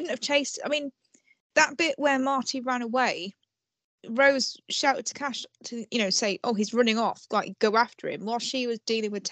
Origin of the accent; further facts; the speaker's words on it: United Kingdom; We like a whinge. We're British. That's what we